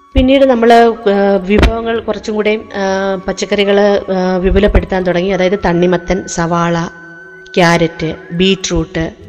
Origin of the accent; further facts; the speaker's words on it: Peringanad, Kerala, India; now in Adoor, India; പെരിങ്ങനാട് തൃച്ചേന്തമംഗലം ക്ഷേത്രത്തിന് സമീപം കാർഷിക പാരമ്പര്യമുള്ള ഒരു കുടുംബത്തിലാണ് ഞാൻ ജനിച്ചത്